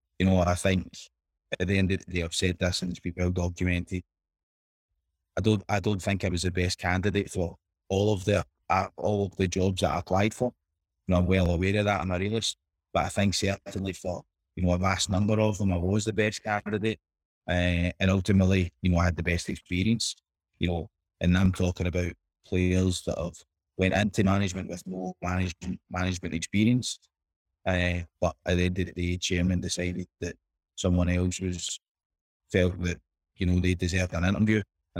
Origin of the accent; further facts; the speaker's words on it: Scotland, United Kingdom; But I think in my area where I grew up in Boswell Park, I was probably one of the poster boys there